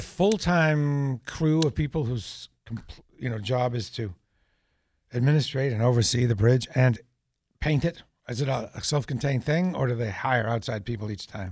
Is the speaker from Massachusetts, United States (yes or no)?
no; New Hampshire, United States; moved away; I'm from New Hampshire